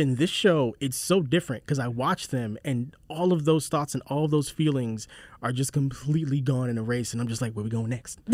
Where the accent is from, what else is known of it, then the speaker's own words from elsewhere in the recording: Charleston, South Carolina, United States; I grew up in Charleston